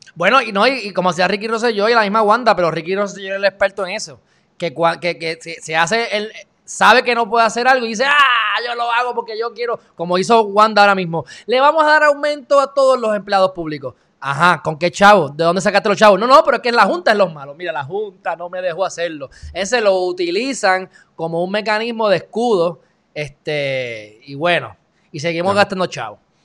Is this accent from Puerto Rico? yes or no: yes; Puerto Rico; soy puertorriqueño